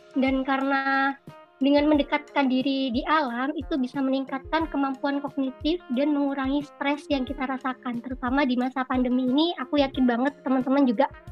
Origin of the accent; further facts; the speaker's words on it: Mojokerto, East Java, Indonesia; Aku asalnya dari Mojokerto